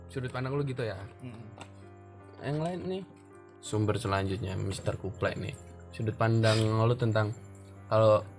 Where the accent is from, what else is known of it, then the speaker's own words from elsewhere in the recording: Lampung, Indonesia; karena di sini gue orang Lampung jadi nyebutnya kita orang tentang jin